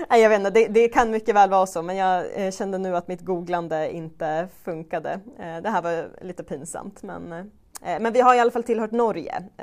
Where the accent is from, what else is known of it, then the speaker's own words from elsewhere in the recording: Jämtland, Sweden; Och när man träffar människor som är från andra håll i landet och säger då ja men jag kommer från Jämtland